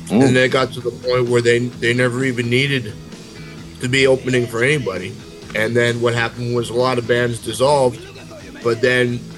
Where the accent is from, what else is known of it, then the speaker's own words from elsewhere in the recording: about 45 minutes from Guelph, Ontario, Canada; Guelph is probably about, you know, I'd say about maybe 45 minutes from my hometown